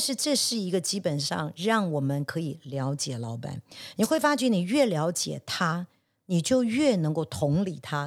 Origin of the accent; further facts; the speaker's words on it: Taiwan; 我也是一个在台湾长大，虽然在国外念过书，但也毕竟还是以台湾长大的是